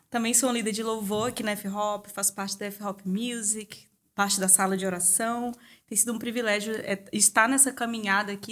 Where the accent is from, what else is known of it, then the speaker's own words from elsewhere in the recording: Fortaleza, Ceará, Brazil; eu estudava violino é, em um dos projetos sociais que tinham lá na minha cidade. A gente é de Fortaleza